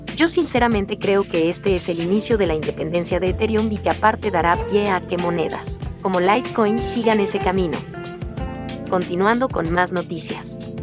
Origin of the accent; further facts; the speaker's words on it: Mexico; Spanish is a second language; Yo no soy de Brasil, pero soy de México